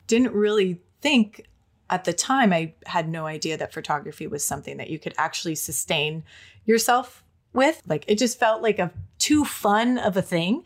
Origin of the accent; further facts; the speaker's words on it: Minnesota, United States; moved away as an adult; now in Los Angeles, United States; I was born in Minnesota in a small county